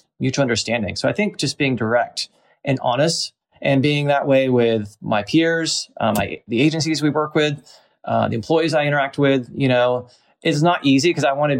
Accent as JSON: {"language": "English", "region": "the South", "country": "United States", "tie": "born or raised there", "also_born_or_lived": "New York / Atlanta", "said": "I was born and raised in the South"}